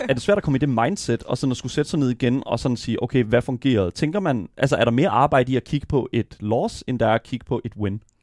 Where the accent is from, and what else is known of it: Denmark